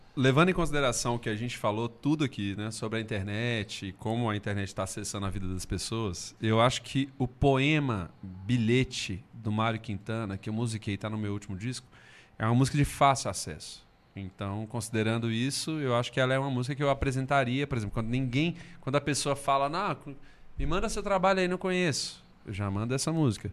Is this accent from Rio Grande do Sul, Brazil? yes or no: no; Belo Horizonte, Minas Gerais, Brazil; sou de BH